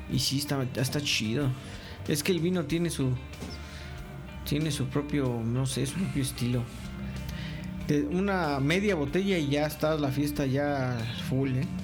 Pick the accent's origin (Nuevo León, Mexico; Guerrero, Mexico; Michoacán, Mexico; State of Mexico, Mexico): State of Mexico, Mexico; Yo soy mexiquense, güey.